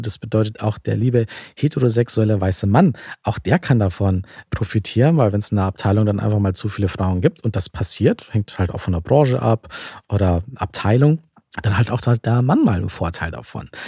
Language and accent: German; Bavaria, Germany; ich komme zum Beispiel aus Bayern und da heißt es bei uns so Spätzelwirtschaft